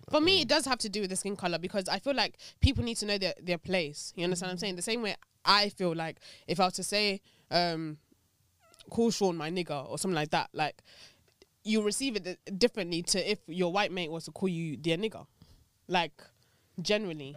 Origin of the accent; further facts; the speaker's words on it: Nigeria; being Nigerian